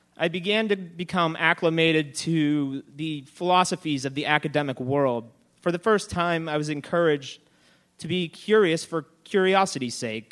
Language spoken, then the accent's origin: English; Pittsburgh, Pennsylvania, United States; I had been living geographically in the same place I'd been my entire life. Everyone sounded exactly the same as I did, and now I was in this entire new world where I sounded different, although I was still essentially in my hometown.